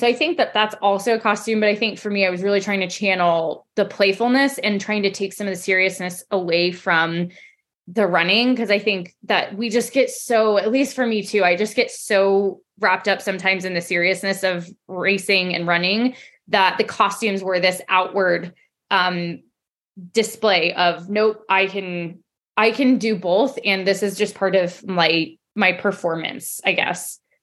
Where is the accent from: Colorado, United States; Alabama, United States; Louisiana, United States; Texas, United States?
Colorado, United States; I'm from Colorado, born and raised